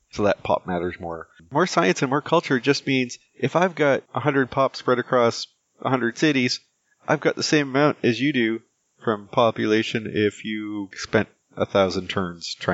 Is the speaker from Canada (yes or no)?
yes; Canada; Yeah, but me being Canadian, I actually don't really want their take on Canada